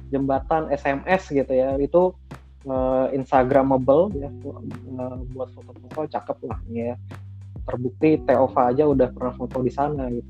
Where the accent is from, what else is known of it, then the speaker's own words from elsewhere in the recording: Kelapa Dua, Indonesia; karena saya orang Kelapa Dua ya nih uh, mall ini adanya di Kelapa Dua